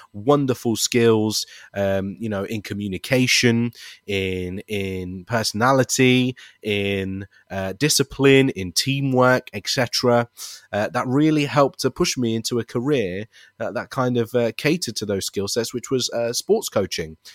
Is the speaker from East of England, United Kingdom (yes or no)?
no; Leicester, East Midlands, United Kingdom; I'm also very proud to be a British Asian, born and raised in Leicester